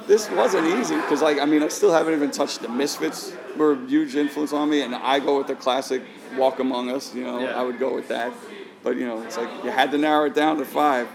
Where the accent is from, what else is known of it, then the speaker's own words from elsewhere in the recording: New York City, New York, United States; I grew up growing up in Queens